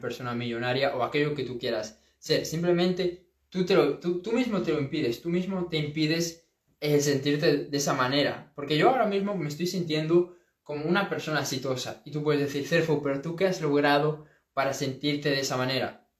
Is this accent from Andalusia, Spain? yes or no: no; A Coruña, Galicia, Spain; de aquí, de, de, esta zona, de Coruña, de, bueno, de donde yo soy